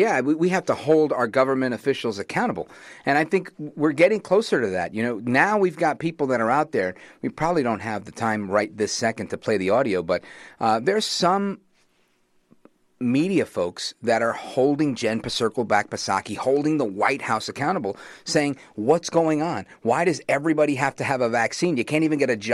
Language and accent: English; New York City, New York, United States; I grew up in Brooklyn